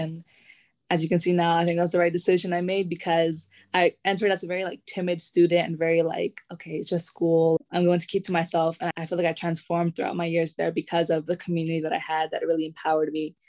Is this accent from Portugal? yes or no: no; Washington, District of Columbia, United States; I'm a Salvadoreña from Washington, D.C.